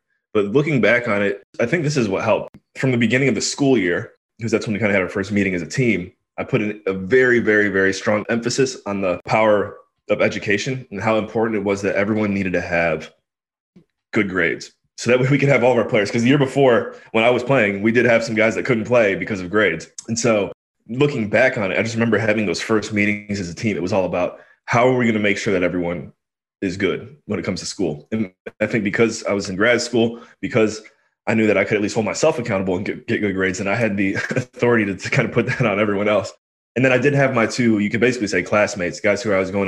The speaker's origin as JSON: {"language": "English", "town": "Cleveland", "region": "Ohio", "country": "United States", "also_born_or_lived": "Washington, D.C.", "moved": "as an adult", "said": "I'm from Cleveland"}